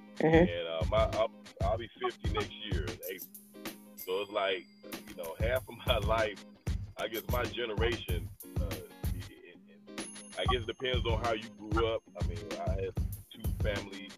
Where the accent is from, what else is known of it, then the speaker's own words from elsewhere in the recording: Atlanta, Georgia, United States; I'm from Atlanta